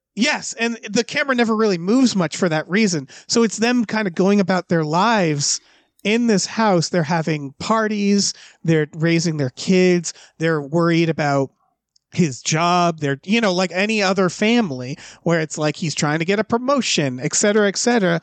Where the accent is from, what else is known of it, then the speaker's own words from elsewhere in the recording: Deerfield Academy area, Massachusetts, United States; moved away; where I'm from. So, like, the whole fucking movie is my, my hometown